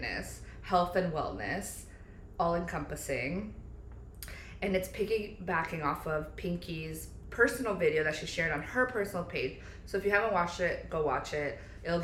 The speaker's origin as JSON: {"language": "English", "region": "New Jersey", "country": "United States", "tie": "born or raised there", "also_born_or_lived": "Pennsylvania", "moved": "as an adult", "lives_now": "Florida, United States", "said": "moving from New Jersey where we grew up"}